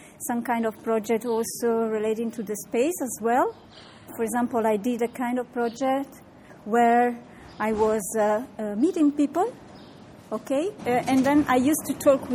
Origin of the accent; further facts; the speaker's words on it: Sardinia, Italy; I'm from Sardinia.